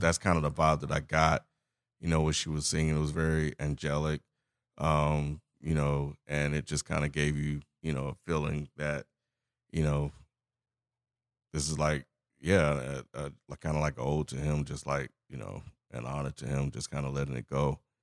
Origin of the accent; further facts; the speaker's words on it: Mississippi, United States; I'm from Mississippi